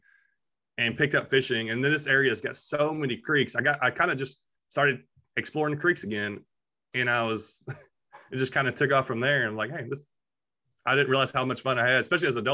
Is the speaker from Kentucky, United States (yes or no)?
yes; Kentucky, United States; also born or lived in Clarksville, Tennessee; now in Tennessee, United States; We're all from Kentucky